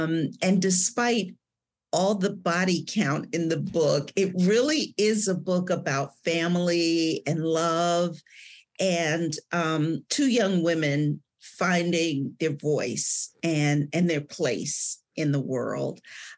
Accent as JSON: {"language": "English", "town": "Cleveland", "region": "Ohio", "country": "United States", "tie": "born or raised there", "moved": "as an adult", "lives_now": "Georgia, United States", "said": "I was born and raised in Cleveland."}